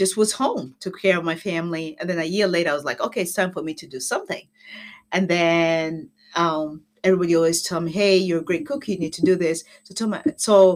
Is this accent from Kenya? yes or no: yes; Kenya; moved away as an adult; also born or lived in Windermere, Florida; now in United States; I was born in Kenya. So I came here for school.